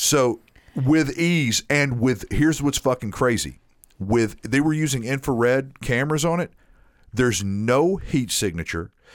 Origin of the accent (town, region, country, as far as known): Nashville, Tennessee, United States; born or raised there